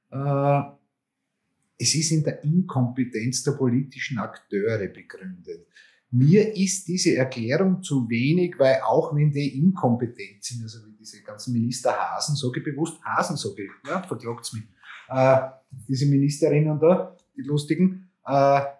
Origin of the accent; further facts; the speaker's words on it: Styria, Austria; Ja, ich bin Steirer, ich wäre vorn geblieben.